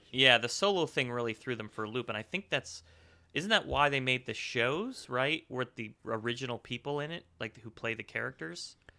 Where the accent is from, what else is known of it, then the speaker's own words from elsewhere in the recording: Northeast, United States; growing up in the Northeast, that is what Connecticut, New Jersey is like